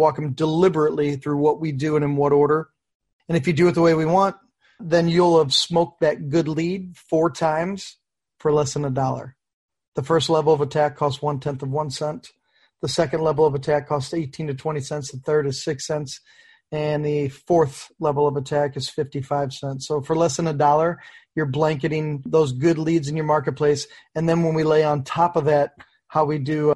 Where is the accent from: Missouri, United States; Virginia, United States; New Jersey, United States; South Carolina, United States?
Missouri, United States; St. Louis; moved away as an adult; now in St. Pete Beach, United States; I'm from St. Louis and just moved down here to St. Pete Beach